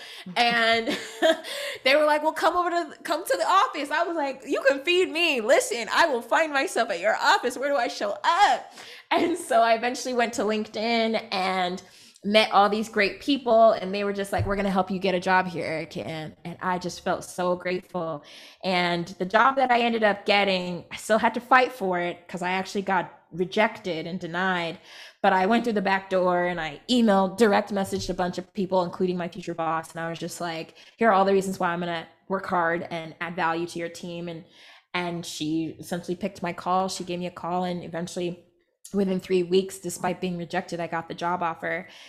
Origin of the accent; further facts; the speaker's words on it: Rancho Cucamonga, California, United States; I grew up in Rancho Cucamonga, California